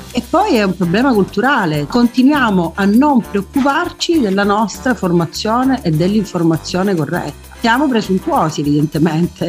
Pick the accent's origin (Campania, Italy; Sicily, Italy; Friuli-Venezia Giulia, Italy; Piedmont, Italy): Sicily, Italy; Messina; sono messinese